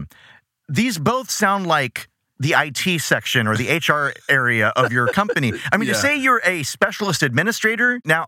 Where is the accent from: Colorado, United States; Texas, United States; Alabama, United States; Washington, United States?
Texas, United States; as a Texan man